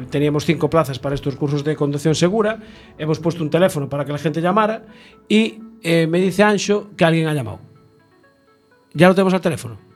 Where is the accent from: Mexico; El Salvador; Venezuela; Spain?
Spain; Galicia; somos gallegos, qué carajo.